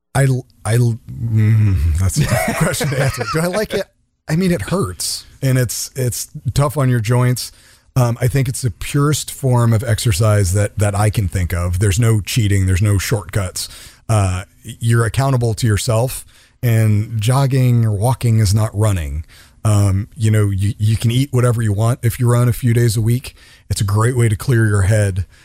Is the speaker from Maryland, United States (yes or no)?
yes; the suburbs of DC, Maryland, United States; moved away as an adult; now in California, United States; born and raised in Maryland, the suburbs of DC